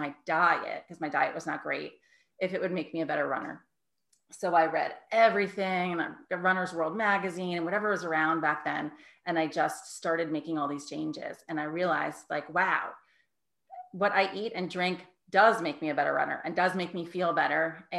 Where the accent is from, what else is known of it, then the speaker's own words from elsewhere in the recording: New York City, New York, United States; moved away as an adult; also born or lived in Connecticut; now in Ridgefield, Connecticut, United States; I'm originally from New York